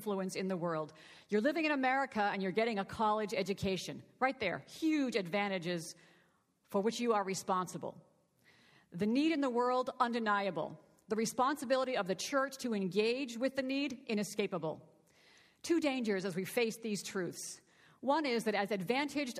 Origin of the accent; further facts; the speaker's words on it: Boston, Massachusetts, United States; I was born and raised in the Church of the Nazarene here in the Boston area